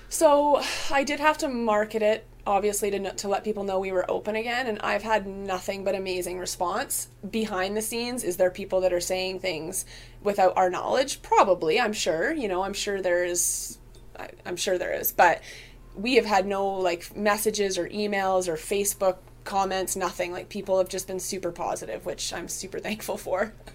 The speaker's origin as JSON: {"language": "English", "town": "Vancouver", "region": "British Columbia", "country": "Canada", "tie": "born or raised there", "also_born_or_lived": "Okanagan", "moved": "as an adult", "lives_now": "Prince George, Canada", "said": "born in Vancouver, uh, moved to the Okanagan when I was quite young, and then back to Vancouver, and then up to Prince George about seven years ago."}